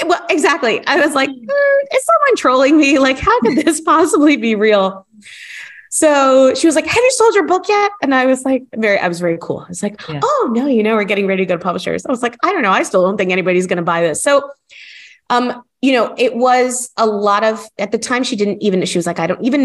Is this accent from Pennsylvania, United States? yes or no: no; Miami, Florida, United States; moved away as an adult; now in United Kingdom; I am American. I'm from Miami. I grew up in the US and I feel very rooted there